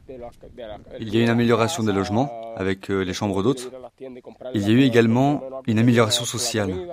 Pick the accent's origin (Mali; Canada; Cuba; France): Cuba; Viñales, Pinar del Río; Je suis originaire de Bignales. et en plus d'être paysan, je suis guide.